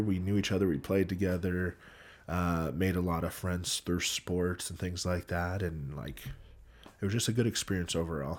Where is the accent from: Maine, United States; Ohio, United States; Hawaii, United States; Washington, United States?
Hawaii, United States; Growing up in Hawaii, can I confirm it's a dream?